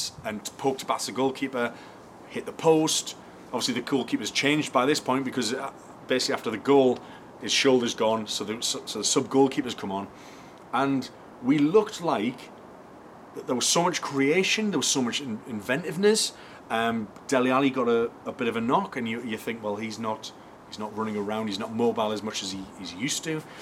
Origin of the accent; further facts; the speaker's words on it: Newcastle upon Tyne, North East England, United Kingdom; I'm a Geordie